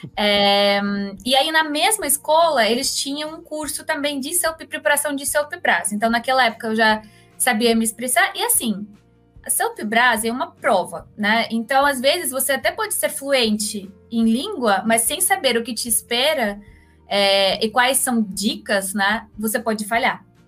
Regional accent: Moscow, Russia; Portuguese is a second language; moved away as an adult; also born or lived in Belgium; now in Brazil; eu sou russa de Moscou, faz oito anos que moro aqui no Brasil

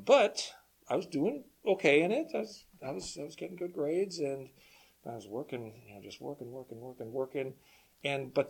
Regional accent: Chicago, Illinois, United States; now in Minnesota, United States; I actually grew up in Chicago, but we have no family there anymore

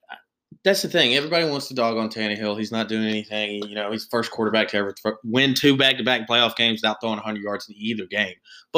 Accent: Tennessee, United States; I'm from Tennessee.

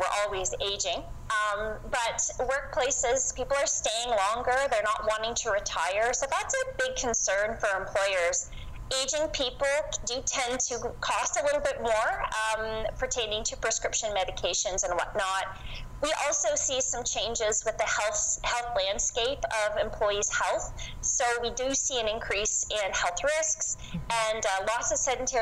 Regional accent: the Maritimes, Canada; moved away as an adult; now in London, Canada; I moved to London from the East Coast. I'm a Maritimer in 2001

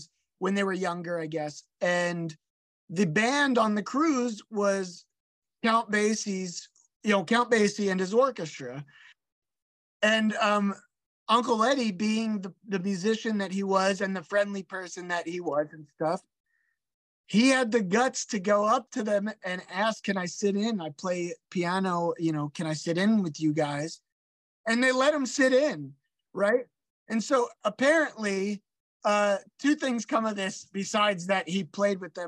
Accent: Philadelphia, Pennsylvania, United States; I grew up around Grant and Cruzetown

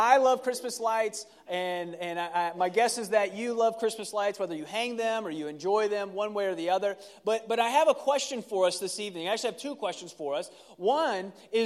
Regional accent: Ohio, United States; moved away; I grew up in Ohio, and tamales was not a tradition of ours

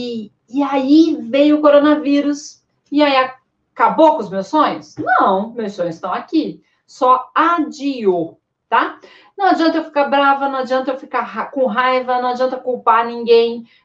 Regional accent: Sergipe, Brazil; Eu sou de Sergipe, então eu ia para Lagarto.

